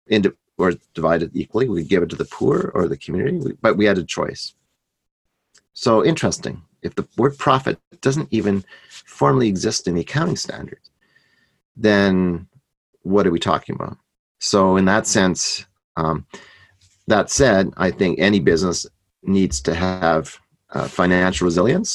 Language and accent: English; Canada; I'm Canadian